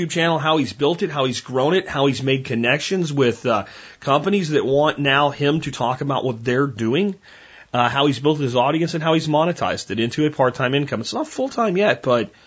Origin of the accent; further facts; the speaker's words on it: Texas, United States; being a Texan